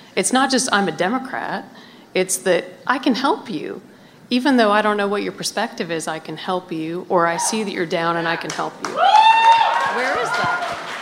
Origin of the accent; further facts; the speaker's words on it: Montana, United States; now in Washington, United States; I grew up in Montana